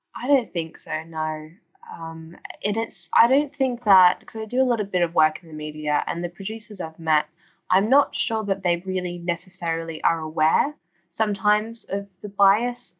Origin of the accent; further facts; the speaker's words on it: Australia; now in United Kingdom; as you can hear from my accent, I'm originally from Australia, and um, summers aren't exactly grey and rainy where I'm from.